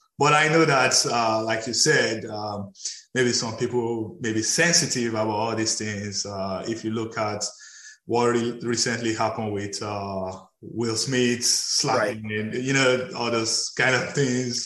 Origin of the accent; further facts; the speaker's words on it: Nigeria; I'm from Nigeria